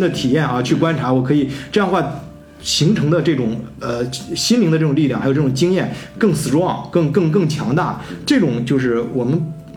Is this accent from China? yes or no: yes; China; now in Germany; 我们中国人将来也会遇到这样的问题